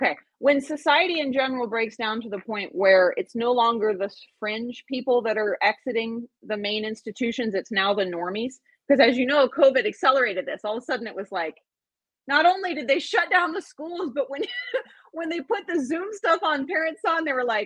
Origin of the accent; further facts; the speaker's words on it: Angels Camp, California, United States; I'm from Angels Camp. So I moved home